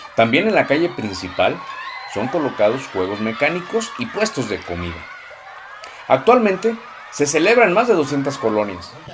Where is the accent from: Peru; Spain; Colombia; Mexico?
Mexico; Irapuato, Guanajuato; nuestra raíz irapuatense